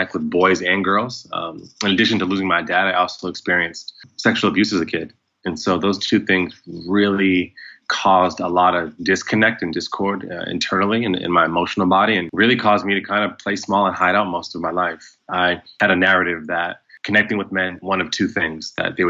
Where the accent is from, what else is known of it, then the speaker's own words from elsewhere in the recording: central Massachusetts, United States; moved away as an adult; now in Los Angeles, United States; I was born on the East Coast in central Massachusetts